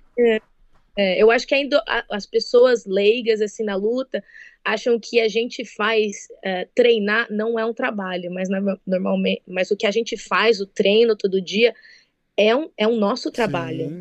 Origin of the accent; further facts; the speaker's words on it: Birigui, São Paulo, Brazil; moved away as an adult; now in United States; Eu sou de Birigui, a cidade do calçado infantil